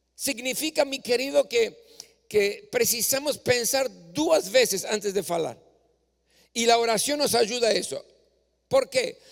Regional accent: Córdoba, Argentina; moved away; moraba en la ciudad de Córdoba, donde yo nací, yo gustaba cuando, cuando era joven o adolescente, cuando tenía oportunidad, iba para el templo

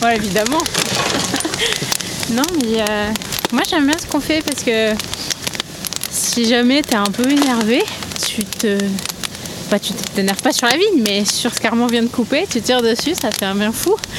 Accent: Roussillon, Occitania, France; je viens du Roussillon

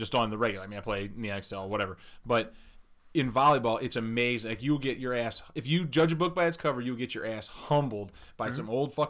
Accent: Ohio, United States; we're from Ohio

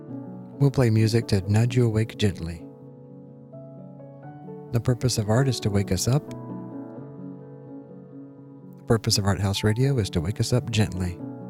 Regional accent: Columbus, Georgia, United States; I grew up right here in Columbus, listening to WRBL, listening to Cousin Al early in the morning.

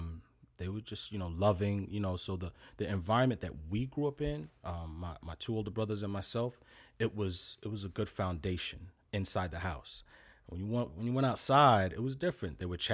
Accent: New York City, New York, United States; I was born in Brooklyn.

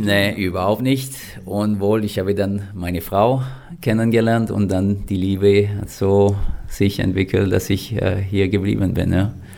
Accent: Lévis, Quebec, Canada; first language French; German is a second language; moved away as an adult; also born or lived in Western Canada; now in Kempten, Germany; ich komme aus Levi. So Levi ist ungefähr wie Kempten, wo ich momentan wohne in Deutschland.

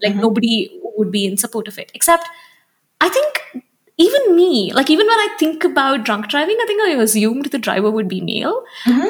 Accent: Hyderabad, Telangana, India; also born or lived in Delhi; now in Bangalore, India; I grew up in Hyderabad and I live in Bangalore and I've lived in Delhi before this.

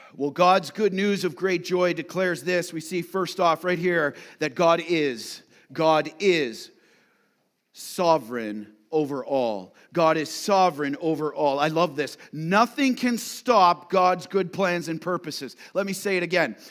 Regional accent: London, Ontario, Canada; now in Ottawa, Canada; My wife and I are from London, Ontario, but if there was a s, this census was ordered, even though we live in Ottawa, we'd have to go back to London, Ontario, where we were born

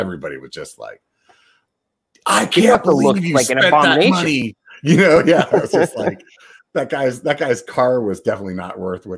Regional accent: York, Pennsylvania, United States; now in Northern California, United States; I grew up in York, Pennsylvania, which was always confused with New York.

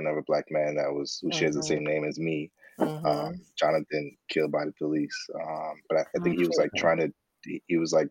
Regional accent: New York City, New York, United States; I'm born and raised in Brooklyn.

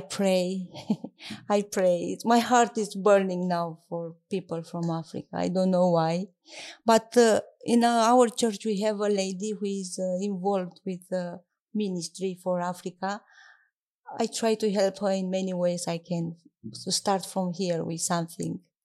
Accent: southeast Romania, Romania; English is a second language; moved away as an adult; also born or lived in Bucharest, Romania / Timisoara, Romania; now in United Kingdom; I grew up near Danube in the southeast of Romania. My childhood I spent there

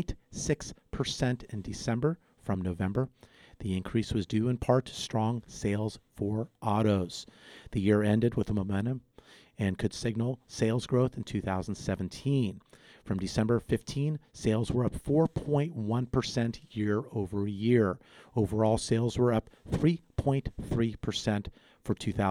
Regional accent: Los Angeles, California, United States; also born or lived in Santa Barbara, California / Ventura County, California; born and raised in Southern California's San Fernando Valley

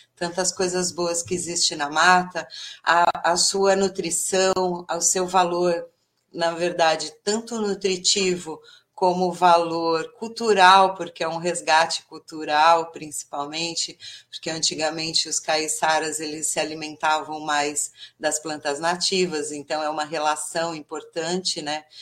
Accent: São Paulo, Brazil; moved away as an adult; now in Bertioga, Brazil; eu sou paulistana, da capital de São Paulo

